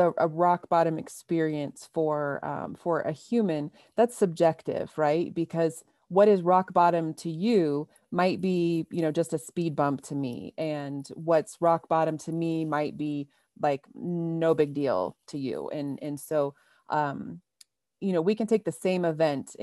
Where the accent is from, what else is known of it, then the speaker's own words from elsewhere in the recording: Ohio, United States; moved away as an adult; also born or lived in Michigan / Oregon / Colorado; I was born and raised in Ohio